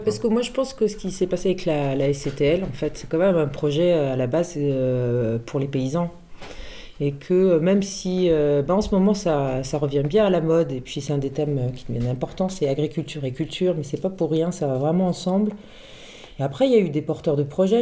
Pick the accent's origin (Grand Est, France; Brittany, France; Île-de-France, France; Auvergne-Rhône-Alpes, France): Île-de-France, France; Paris; moved away as an adult; now in Fontvive, France; Je suis parisienne mais j'ai beaucoup voyagé